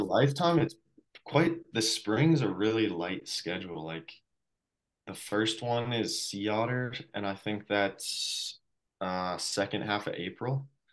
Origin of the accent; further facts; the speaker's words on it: Colorado, United States; I'm from Colorado